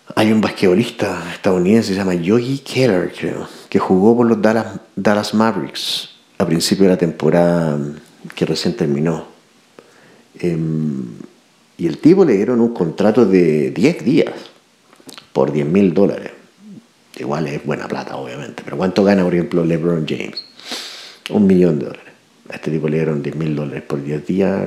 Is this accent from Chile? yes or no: yes; Chile; nos pongan el, a prueba como chilenos